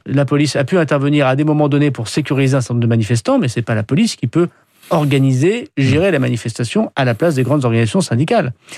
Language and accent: French; France; nous, les Français